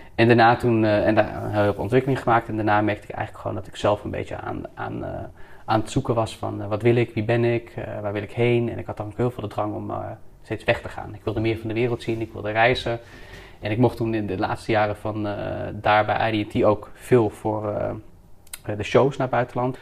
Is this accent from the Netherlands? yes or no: yes; Houten, Utrecht, Netherlands; now in Amsterdam, Netherlands; Ik ben geboren in eh, Houten, in de dus, gemeente Utrecht